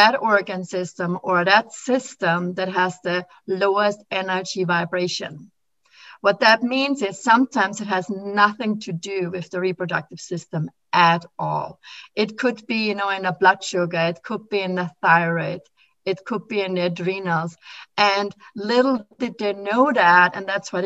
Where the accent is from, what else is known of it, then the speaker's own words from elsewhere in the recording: Austria; moved away as an adult; now in Philadelphia, United States; when I came from Austria to America.